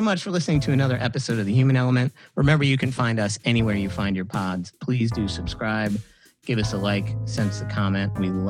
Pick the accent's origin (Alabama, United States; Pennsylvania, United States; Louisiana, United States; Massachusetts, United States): Pennsylvania, United States; Hershey; So I'm a small town kid myself. I'm from Hershey, Pennsylvania. We make a little chocolate there.